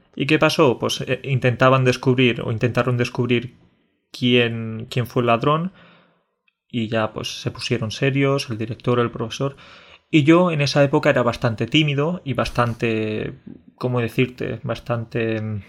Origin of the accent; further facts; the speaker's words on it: Andalusia, Spain; also born or lived in Catalonia; aparte de ser catalán y andaluz, quizás también tengo raíces colombianas